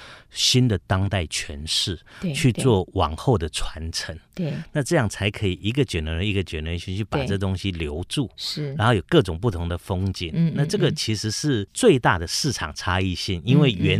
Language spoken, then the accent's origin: Chinese; Taiwan; 我们台湾人真正最美的是款待的心。